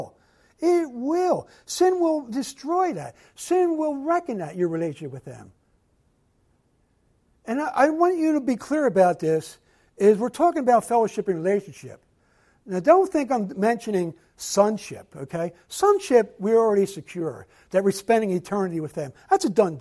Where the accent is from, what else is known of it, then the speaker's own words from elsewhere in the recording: Philadelphia, Pennsylvania, United States; growing up in Philadelphia